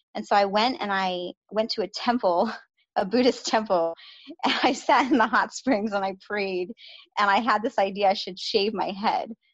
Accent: New York City, New York, United States; moved away as an adult; I grew up in the Bronx in New York

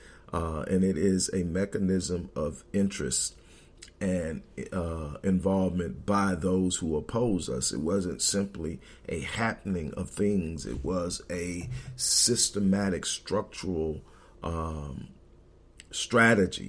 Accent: Houston, Texas, United States; Growing up in Houston, my grandmother owned a beauty salon in the Fifth Ward area

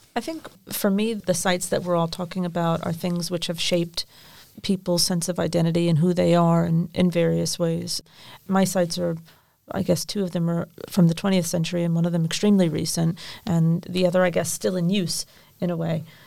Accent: United States; now in United Kingdom; as an American working for English Heritage

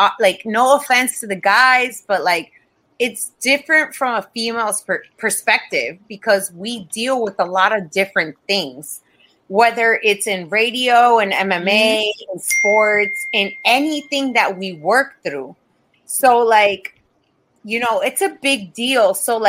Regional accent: Florida, United States; especially moving, because I come from Florida. Florida has, like, zero unions for anything.

